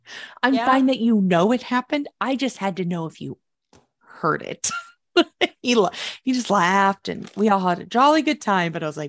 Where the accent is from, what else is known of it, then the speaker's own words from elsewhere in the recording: Oklahoma, United States; My home state.